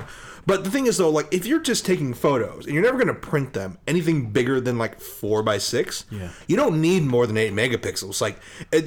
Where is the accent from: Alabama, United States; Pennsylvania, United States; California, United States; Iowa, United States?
California, United States; Southern; we're from Southern California